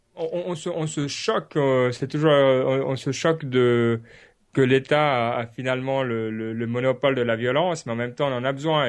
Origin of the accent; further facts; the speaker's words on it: Switzerland; je dis ça en tant que Suisse